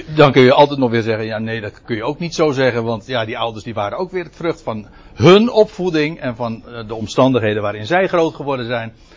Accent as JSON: {"language": "Dutch", "country": "Netherlands", "said": "als Nederlander"}